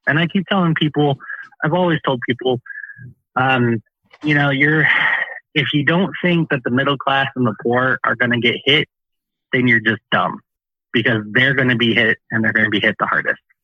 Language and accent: English; Peoria, Illinois, United States; moved away as an adult; originally, I am from Peoria, Illinois.